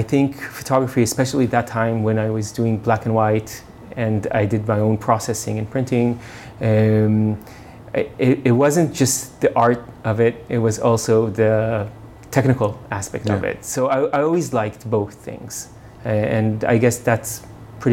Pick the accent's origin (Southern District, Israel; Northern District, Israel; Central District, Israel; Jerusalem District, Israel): Southern District, Israel; Beersheba; moved away; also born or lived in United States; I was born in Beersheba, which is a desert town in Israel. I grew up in Israel and then moved around a bit because of my father's work. So I lived a bit in the U.S.